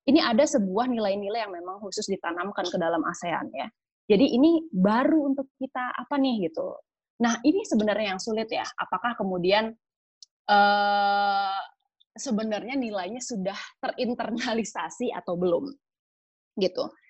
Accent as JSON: {"language": "Indonesian", "region": "West Java", "country": "Indonesia", "said": "identitas saya sebagai orang Sunda misalnya itu lebih dekat dibandingkan misalnya sebagai orang Indonesia"}